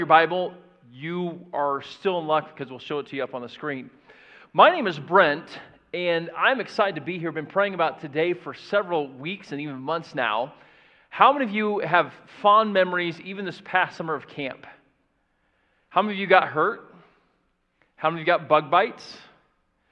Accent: Florida, United States; now in Indiana, United States; I grew up in Florida

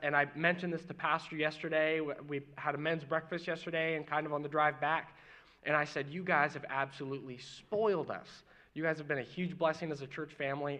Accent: Mooresville, Indiana, United States; also born or lived in Martinsville, Indiana; I'm born in Indiana. I grew up in Mooresville and Martinsville area

